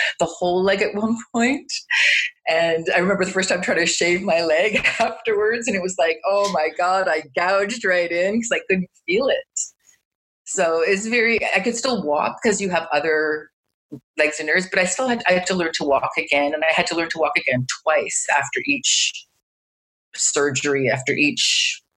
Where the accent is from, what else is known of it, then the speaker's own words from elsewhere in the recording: Toronto, Ontario, Canada; also born or lived in Montreal; I'm from Toronto in Canada